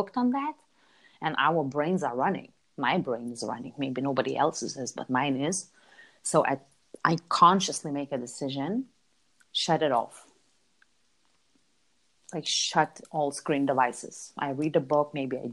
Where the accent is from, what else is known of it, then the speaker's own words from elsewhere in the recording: Lithuania; moved away as an adult; also born or lived in Chicago, United States / London, United Kingdom; I grew up in Europe. I grew up in Lithuania